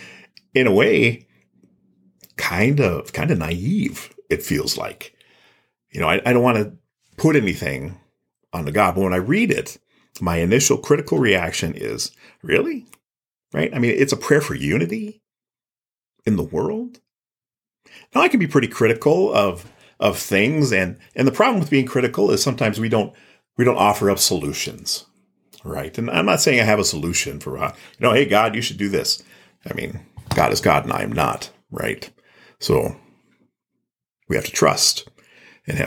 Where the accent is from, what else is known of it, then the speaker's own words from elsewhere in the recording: Gayville, South Dakota, United States; I grew up in the small town of Gayville, South Dakota.